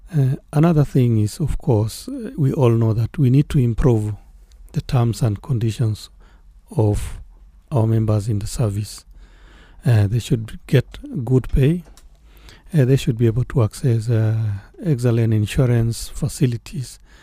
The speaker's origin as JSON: {"language": "English", "country": "Kenya", "said": "as Kenyans"}